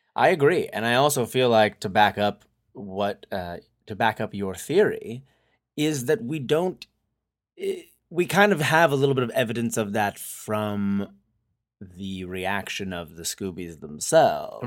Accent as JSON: {"language": "English", "region": "New Hampshire", "country": "United States", "tie": "born or raised there", "moved": "yes", "lives_now": "Southern California, United States", "said": "growing up in New Hampshire, the winter is, eh, deadly."}